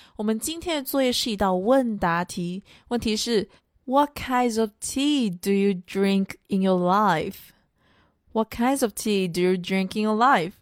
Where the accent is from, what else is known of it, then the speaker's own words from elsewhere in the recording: China; 我们中国人啊，都有喝茶的习惯